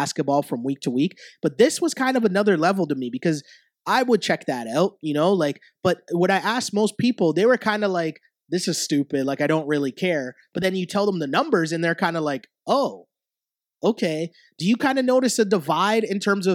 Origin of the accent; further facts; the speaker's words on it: Toronto, Ontario, Canada; I grew up in like inner city Toronto